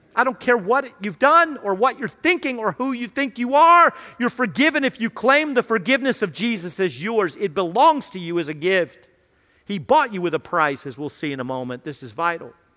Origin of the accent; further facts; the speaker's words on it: Radford, Virginia, United States; I grew up in Radford, uh, Radford University, near Virginia Tech